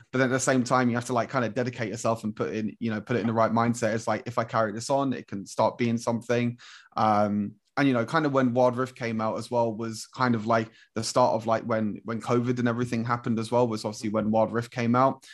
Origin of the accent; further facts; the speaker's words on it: London, United Kingdom; I'm from London as well